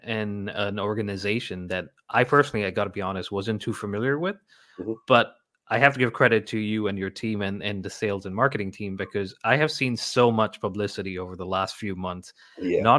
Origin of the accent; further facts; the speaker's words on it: Ghana; moved away as an adult; now in United States; I grew up in West Africa in Ghana